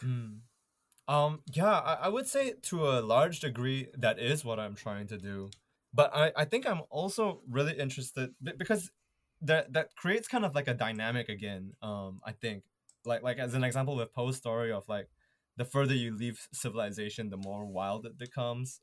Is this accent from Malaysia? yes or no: yes; Malaysia; moved away as an adult; now in Canada; growing up in Malaysia